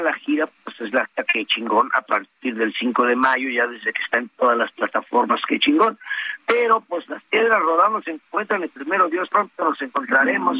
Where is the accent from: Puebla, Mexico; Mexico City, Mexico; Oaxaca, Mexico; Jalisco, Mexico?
Puebla, Mexico; yo soy poblano